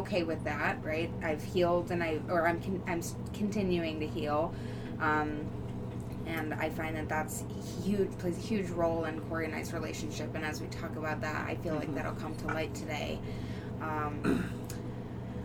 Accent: Newbury, Ohio, United States; also born or lived in Bedford, Ohio / Fairmount; Born and raised in essentially Bedford, Ohio is where I was born, but born and raised in Newberry, Ohio.

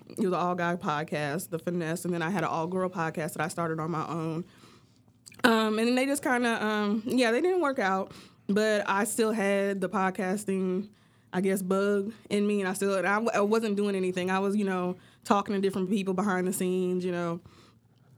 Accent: Missouri, United States; now in Texas, United States; I'm not originally from Texas, I'm from Missouri

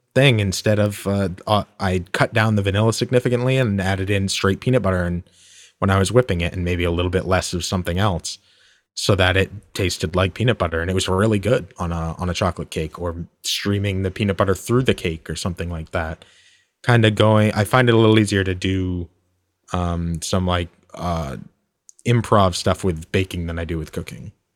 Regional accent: United States; we're American

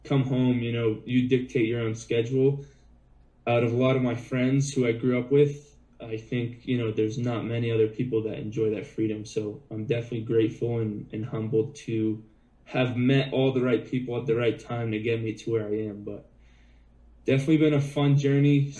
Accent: Boston, Massachusetts, United States; I grew up as a little kid in Boston

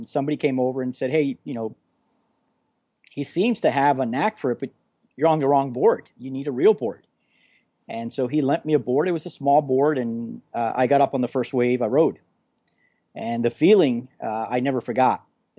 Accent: Florida, United States; also born or lived in California; I've been a Florida guy all my life and kind of bi-coastal, really. Between here in California, but I've never experienced that kind of winter before.

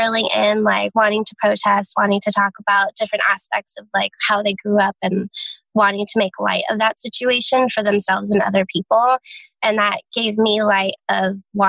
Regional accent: Santa Clarita, California, United States; also born or lived in San Diego, California; I come from Santa Clarita, California, so like Six Flags area

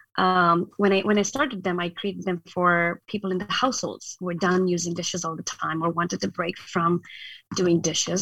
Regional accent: northern India, India; moved away as an adult; also born or lived in Ohio, United States; now in Portland, United States; I actually was born in, and I grew up in India, in the very north part of India

